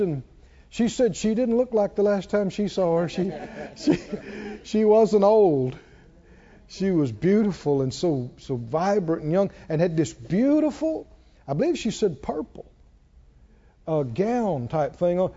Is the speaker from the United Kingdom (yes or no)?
no; the South, United States; We're from the South